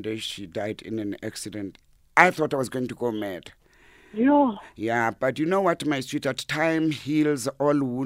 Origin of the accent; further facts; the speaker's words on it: Lesotho; I'm from Lesotho